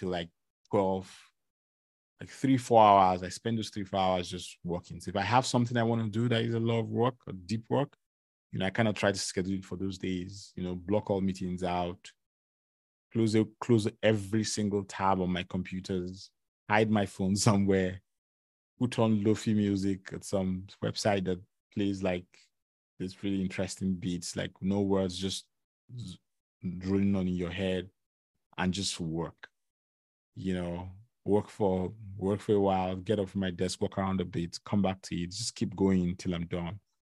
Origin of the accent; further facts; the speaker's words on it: Lagos, Nigeria; now in Canada; I came from Lagos, Nigeria, where, you know, the weather is between 26, 27 degrees to like 31, 32, 33, you know?